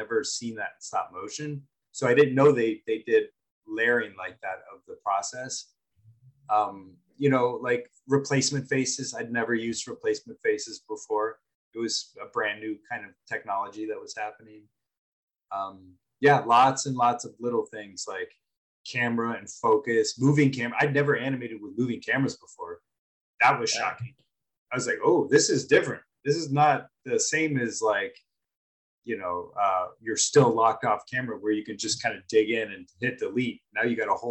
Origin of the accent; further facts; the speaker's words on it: Los Angeles, California, United States; I'm from Los Angeles